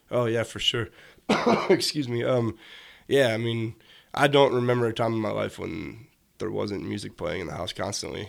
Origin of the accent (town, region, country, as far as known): Joliet, Illinois, United States; born or raised there; also born or lived in Chicago / Hometown, Illinois / Oak Lawn, Illinois